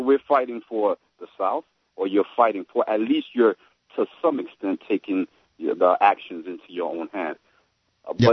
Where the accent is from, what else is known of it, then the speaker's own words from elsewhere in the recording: Haiti; I'm from Haiti